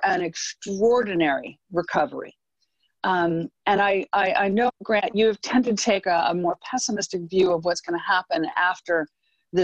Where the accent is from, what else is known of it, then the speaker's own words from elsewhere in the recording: United States; I'm American, I'm Republican, I'm a market person